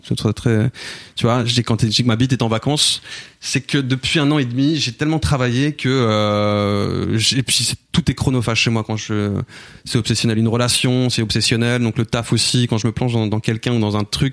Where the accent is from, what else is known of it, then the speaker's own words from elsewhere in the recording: Cergy, Île-de-France, France; on a grandi à Sergi